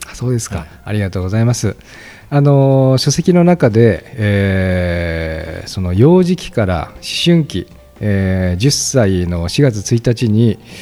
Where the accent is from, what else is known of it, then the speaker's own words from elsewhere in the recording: Gunma, Japan; 私は群馬出身